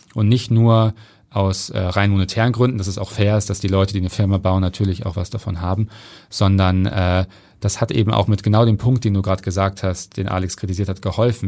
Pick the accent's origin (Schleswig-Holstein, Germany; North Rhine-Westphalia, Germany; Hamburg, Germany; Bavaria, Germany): Hamburg, Germany; Ich bin äh, alleine mit meiner Mutter und meinem Bruder aufgewachsen im Süden von Hamburg in äh, Neugraben